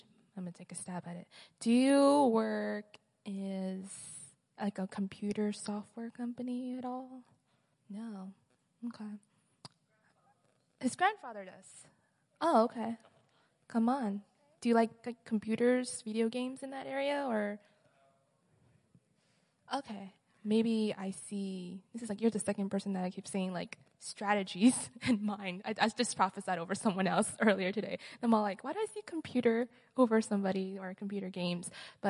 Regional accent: Mexico; I'm originally from Mexico. I'm a second year student as well.

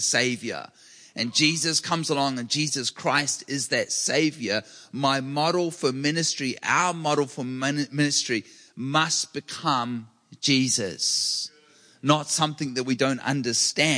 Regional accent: New Zealand; now in California, United States; I grew up with earthquakes regularly. I'm from New Zealand

